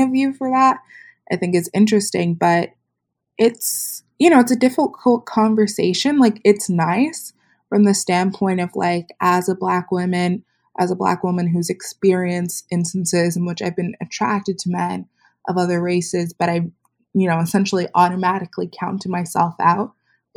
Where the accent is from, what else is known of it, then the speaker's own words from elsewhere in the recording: South Florida, United States; I'm from South Florida